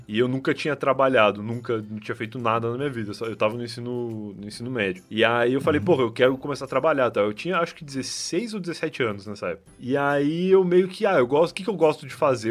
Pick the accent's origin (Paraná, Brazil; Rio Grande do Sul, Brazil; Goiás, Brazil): Rio Grande do Sul, Brazil; moved away as an adult; now in São Paulo, Brazil; Quando a gente é gaúcho